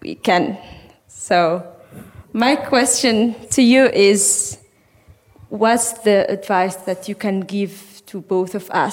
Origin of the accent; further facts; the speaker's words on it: Sahrawi refugee camps in Algeria, Tindouf, Algeria; moved away as an adult; also born or lived in Western Sahara; now in Norway; I was born in the Sahrawi refugee camps in Algeria. I grew up in the refugee camps